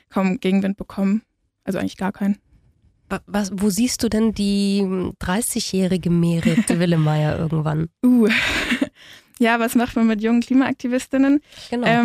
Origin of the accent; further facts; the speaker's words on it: Bremen, Germany; now in Ulm, Germany; ich komme ursprünglich aus Bremen und bin da auch in einer relativ ähm, linken Gruppe gewesen, jetzt hier in Ulm auch genauso.